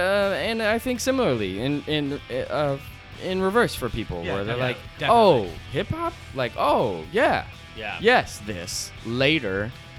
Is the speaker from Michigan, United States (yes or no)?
no; Seattle, Washington, United States; moved away; I grew up in South Seattle in Seattle, and Beacon Hill is a predominantly like it's a very diverse neighborhood, and actually known for its diversity, but it's like predominantly like Asian and Black, and then there's like everything.